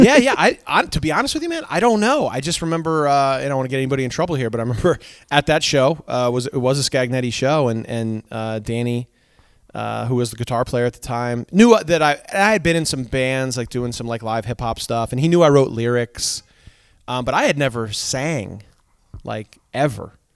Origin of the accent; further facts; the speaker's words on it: Seymour, Connecticut, United States; also born or lived in Danbury, Connecticut; growing up in Seymour, uh, Connecticut